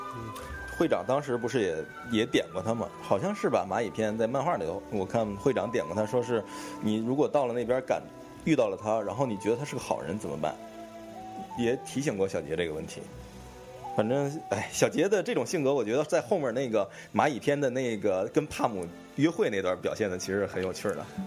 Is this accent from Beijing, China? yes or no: yes; Beijing, China; accent: Beijing dialect; 咱们北京话叫狗食孩子或者什么呀，叫混孩子的这种